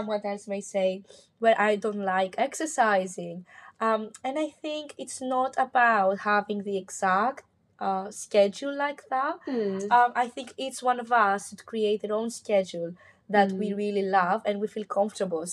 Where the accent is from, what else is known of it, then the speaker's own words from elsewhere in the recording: Mykonos, South Aegean, Greece; English is a second language; moved away as an adult; last year I spent most of my time back home. I'm from Greece, Mykonos